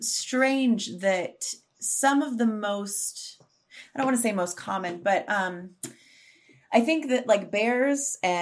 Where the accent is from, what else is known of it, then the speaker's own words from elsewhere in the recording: United States; especially as American people specifically